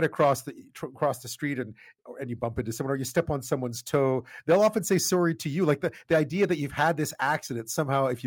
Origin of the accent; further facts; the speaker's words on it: Canada; as a Canadian